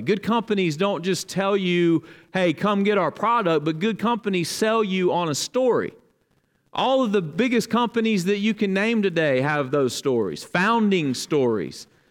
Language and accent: English; Dothan, Alabama, United States; now in Kentucky, United States; they both live in my hometown, Dothan, Alabama